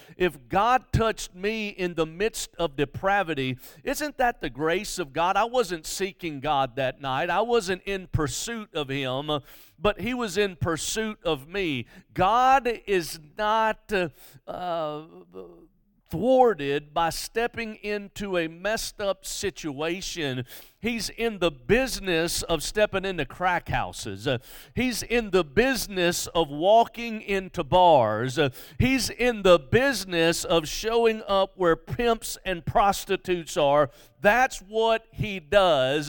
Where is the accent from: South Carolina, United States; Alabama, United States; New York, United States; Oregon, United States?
Alabama, United States; Mobile; I grew up in Mobile.